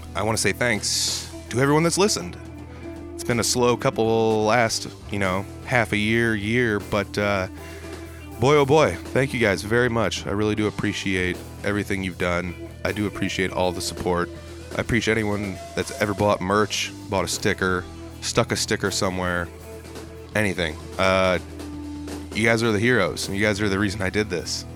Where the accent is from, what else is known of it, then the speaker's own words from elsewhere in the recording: North Central Iowa, United States; I'm from the North Central Iowa area